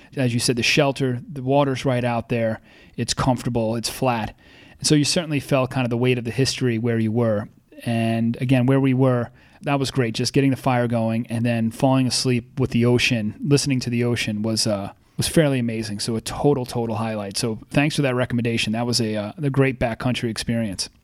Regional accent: North Fork of Long Island, New York, United States; you and I grew up on the North Fork of Long Island

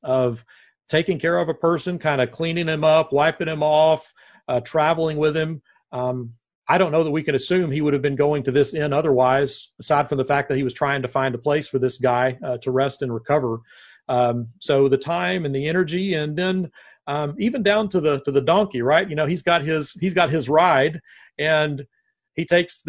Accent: Nashville, Tennessee, United States; moved away as an adult; also born or lived in Searcy, Arkansas; now in Corpus Christi, United States; I am born and raised in Nashville.

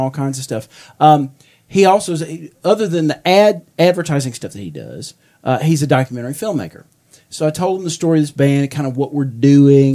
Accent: Meridian, United States; now in Atlanta, United States; I'm going back to my hometown

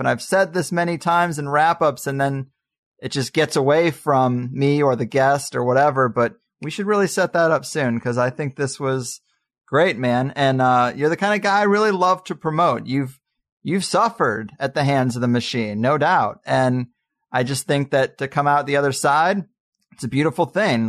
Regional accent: Arnold, Missouri, United States; moved away; where I grew up in Arnold, Missouri.

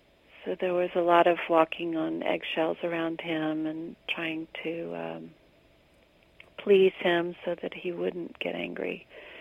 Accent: the South, United States; We were raised in the South

